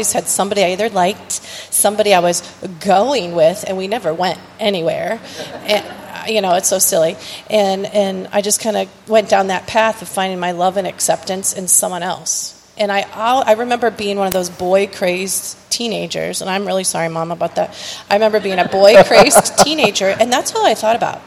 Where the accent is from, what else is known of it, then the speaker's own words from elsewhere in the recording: Streetsboro, Ohio, United States; also born or lived in Edinburg, Ohio; we grew up in Streetsboro